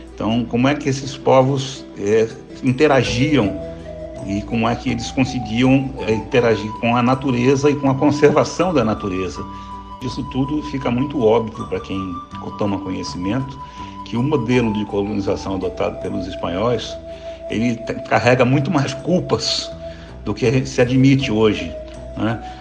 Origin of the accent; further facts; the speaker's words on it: Rio de Janeiro, Brazil; moved away as an adult; now in Porto Alegre, Brazil; Eu nasci no Rio de Janeiro, mas desde 2007 eu me mudei para Porto Alegre